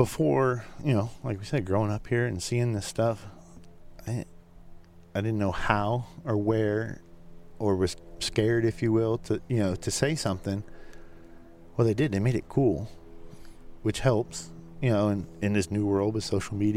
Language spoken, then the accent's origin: English; South Florida, United States; growing up in South Florida